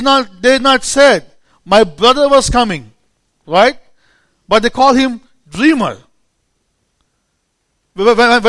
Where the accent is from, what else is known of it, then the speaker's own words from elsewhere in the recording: India; accent: Indian; English is a second language; moved away; an Indian preacher